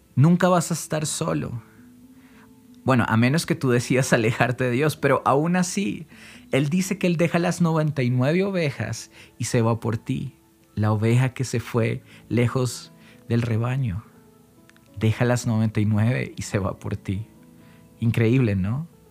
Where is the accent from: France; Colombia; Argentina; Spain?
Colombia; acá en Colombia